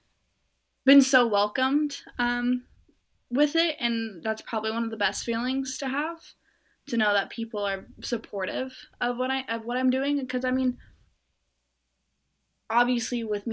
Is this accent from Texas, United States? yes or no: no; Norco, California, United States; I'm from Norco. It's a very like horse town, little area in Southern California.